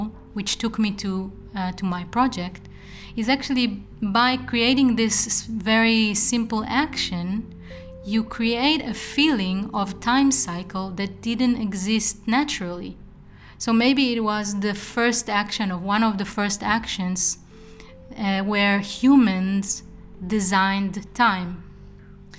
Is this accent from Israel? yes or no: yes; Israel; now in Eindhoven, Netherlands; I come from Israel